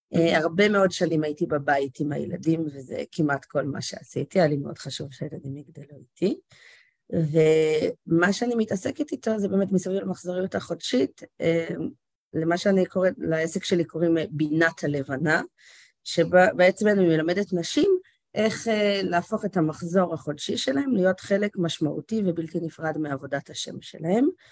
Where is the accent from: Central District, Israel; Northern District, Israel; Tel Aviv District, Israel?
Northern District, Israel; Karmiel; גדלתי בכרמיאל, בצפון